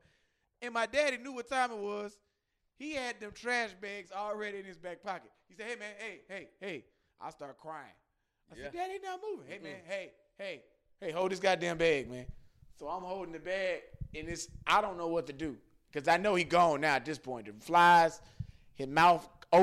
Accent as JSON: {"language": "English", "town": "Houston", "region": "Texas", "country": "United States", "said": "I'm from Houston"}